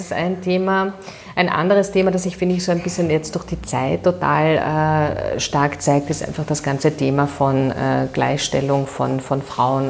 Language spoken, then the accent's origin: German; Vienna, Austria; ich bin eine Währingerin ähm, und äh, sehr glücklich, eine Währingerin zu sein und hier geboren zu sein. Ich bin ähm, in der Gänzkasse aufgewachsen